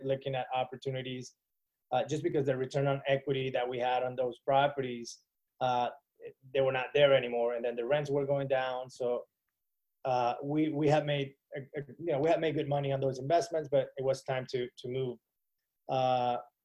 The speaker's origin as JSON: {"language": "English", "country": "Venezuela", "moved": "as an adult", "lives_now": "Miami, United States", "said": "I'm from Venezuela, moved to the United States in 2010"}